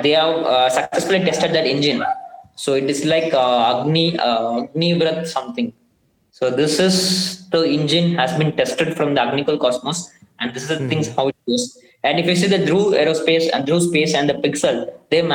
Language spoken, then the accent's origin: English; Tamil Nadu, India; I'm from Tamil Nadu